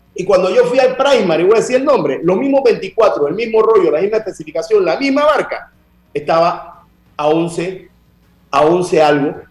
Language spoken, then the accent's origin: Spanish; Panama